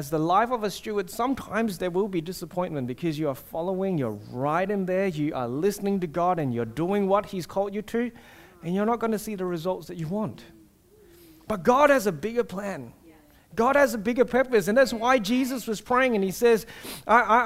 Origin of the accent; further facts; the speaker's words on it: Singapore; now in Australia; I grew up in Singapore